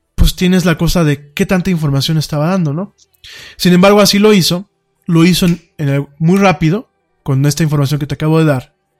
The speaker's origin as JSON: {"language": "Spanish", "country": "Mexico", "said": "nuestro país"}